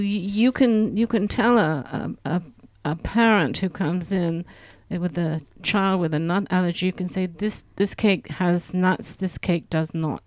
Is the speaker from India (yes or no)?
no; England, United Kingdom; now in Grenoble, France; I'm English